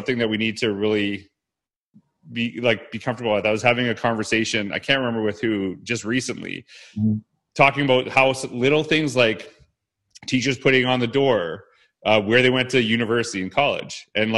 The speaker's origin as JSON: {"language": "English", "country": "Canada", "tie": "born or raised there", "said": "where you grew up in Ohio versus, you know, where I grew up in Canada"}